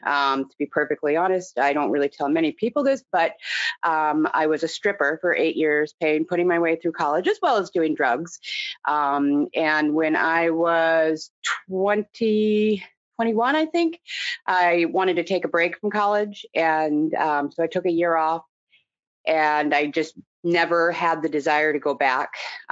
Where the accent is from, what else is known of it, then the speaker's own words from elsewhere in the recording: Portland, Oregon, United States; also born or lived in Indianapolis, Indiana; I was born in Indianapolis, Indiana, and at 3 years old, I moved to Portland, Oregon with my family, which is where I grew up. I grew up in a commune or cult, not the kind that you see on TV, but just a religious organization of sort of hippies